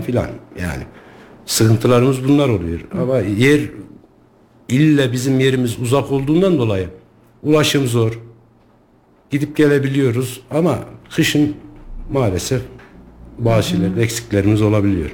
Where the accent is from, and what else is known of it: Sarız, Kayseri Province, Turkey